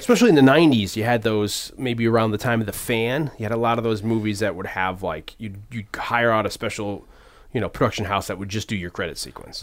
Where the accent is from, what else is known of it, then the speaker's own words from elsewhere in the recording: Hamden, Connecticut, United States; also born or lived in New Haven; I moved to Hamden from New Haven